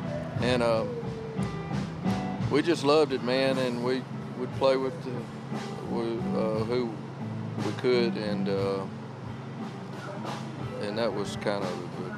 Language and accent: English; Belzoni, Mississippi, United States; also born or lived in Duncan, Mississippi; My hometown is Belzona. It's I think slab dab in the middle of the Delta. I mean, it's between Clarksdale and Jackson.